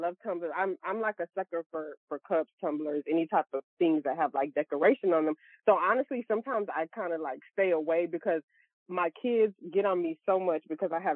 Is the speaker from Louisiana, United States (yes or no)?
yes; Louisiana, United States; now in Texas, United States; I'm also from Louisiana and I reside in Texas now